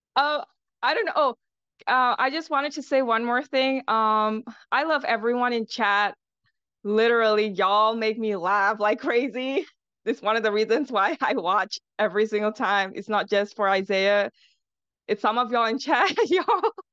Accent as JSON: {"language": "English", "country": "Singapore", "said": "I'm from Singapore."}